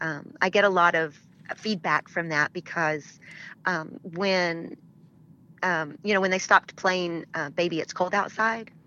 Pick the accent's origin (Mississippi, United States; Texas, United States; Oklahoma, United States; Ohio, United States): Oklahoma, United States; I grew up in Oklahoma